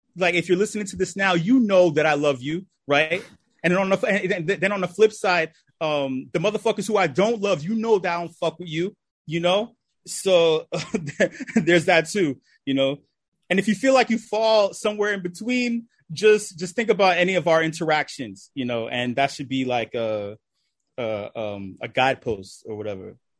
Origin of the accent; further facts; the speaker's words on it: New York City, New York, United States; I'm from New York City, uh, the Lower East Side